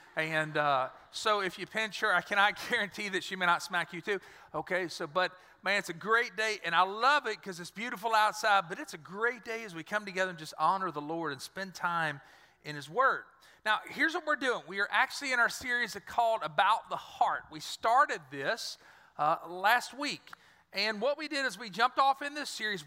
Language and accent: English; Dry Prong, Louisiana, United States; I lived, I grew up in Dry Prong